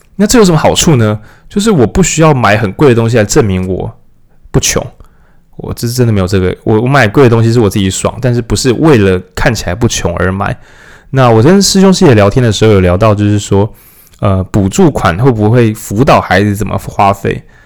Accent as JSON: {"language": "Chinese", "region": "Changhua County", "country": "Taiwan", "tie": "born or raised there", "moved": "yes", "said": "我们是彰化人嘛，所以可以想象回老家的话，确实也不知道那边要做什么，那很乡下欸"}